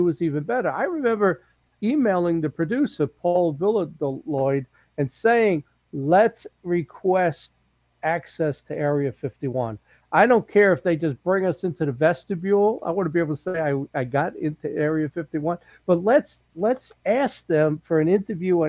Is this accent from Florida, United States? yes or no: no; New York City, New York, United States; I grew up in New York City. I'm street smart.